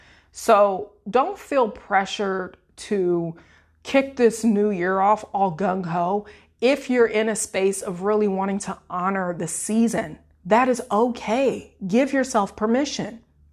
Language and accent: English; Illinois, United States; now in Florida, United States; I'm from Central Illinois. I now live in the Sunshine State in Florida with my husband and our boys.